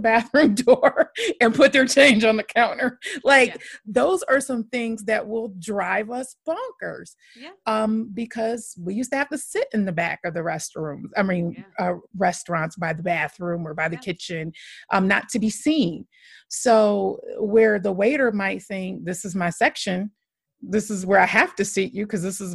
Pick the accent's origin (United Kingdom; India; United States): United States; Michigan; moved away as an adult; also born or lived in Chicago / New York; now in Dallas, United States; I'm from Michigan originally. Then I lived in Chicago for about 9 years. Then I lived in New York for a couple of years. And now I'm in the Dallas area.